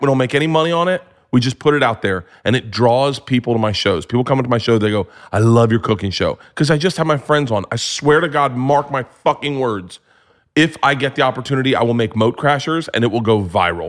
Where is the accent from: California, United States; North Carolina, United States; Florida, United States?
Florida, United States; I grew up in Florida